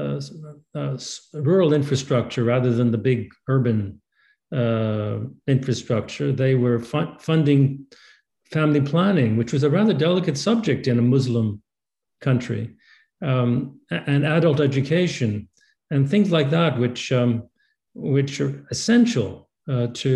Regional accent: Canada; as a Canadian

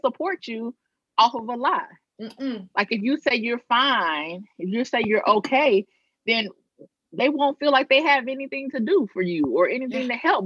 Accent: Arkansas, United States; also born or lived in Maryland; now in New Orleans, United States; I'm originally from Arkansas, so getting back closer to home

